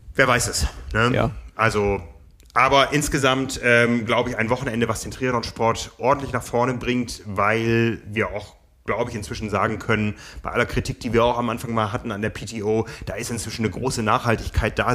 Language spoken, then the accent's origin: German; Hamburg, Germany; Wir wissen ja hier als Hamburger